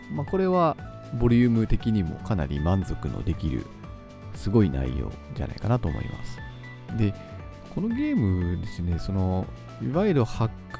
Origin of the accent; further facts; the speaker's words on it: Kitami, Hokkaido, Japan; now in Sapporo, Japan; 私があの生まれ育った北見市っていうところ